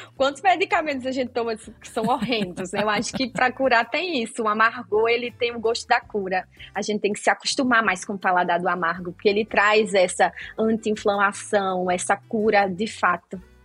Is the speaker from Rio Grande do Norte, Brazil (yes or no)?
yes; Rio Grande do Norte, Brazil; no Rio Grande do Norte, de onde eu sou, tem a cultura de peixe frito para tomar café de manhã